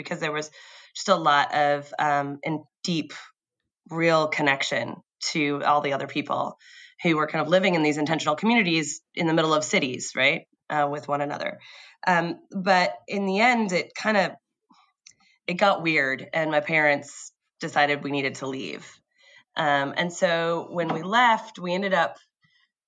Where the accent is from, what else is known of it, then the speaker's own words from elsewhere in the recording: San Diego, California, United States; I was born in San Diego